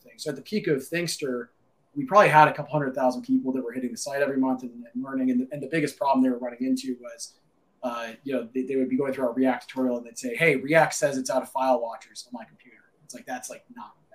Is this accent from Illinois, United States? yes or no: yes; Naperville, Illinois, United States; Albert and I grew up in Naperville, grew up down the street from each other